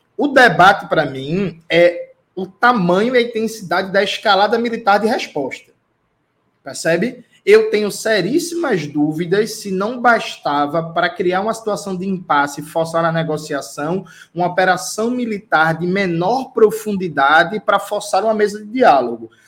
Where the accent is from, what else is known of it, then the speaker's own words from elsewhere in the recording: Brazil; como um bom brasileiro que sou